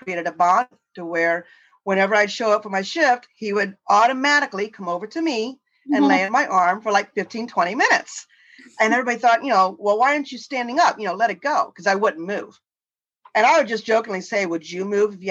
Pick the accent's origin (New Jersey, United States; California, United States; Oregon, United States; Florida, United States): Florida, United States; born in Florida. I grew up on the water.